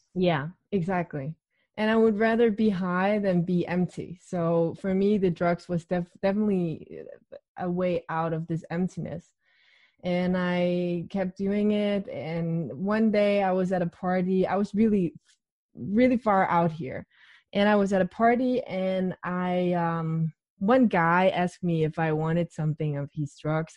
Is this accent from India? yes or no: no; Denmark; I'm 28 and I'm from Denmark